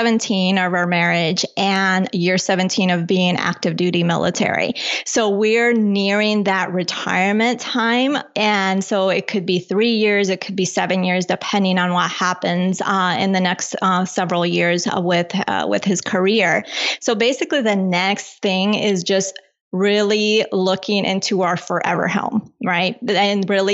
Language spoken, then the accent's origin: English; Colombia; now in United States; I was born in Colombia.